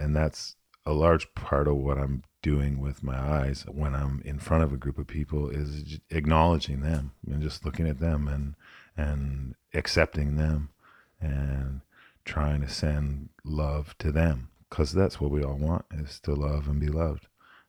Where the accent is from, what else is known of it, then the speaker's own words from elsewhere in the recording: United States; born there; And I was born in the States. I spent a lot of time down here.